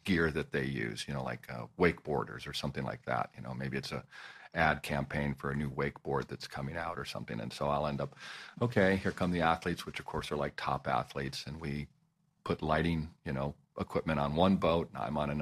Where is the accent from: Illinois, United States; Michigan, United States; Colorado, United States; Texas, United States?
Colorado, United States; I'm from Colorado